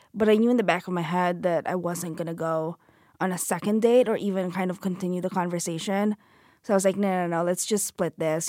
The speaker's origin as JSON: {"language": "English", "country": "Philippines", "tie": "born or raised there", "moved": "yes", "said": "I grew up in the Philippines"}